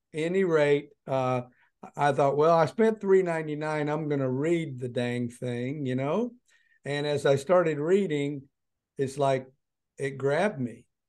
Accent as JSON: {"language": "English", "town": "Wise", "region": "Virginia", "country": "United States", "tie": "born or raised there", "moved": "yes", "said": "my hometown of Wise Virginia"}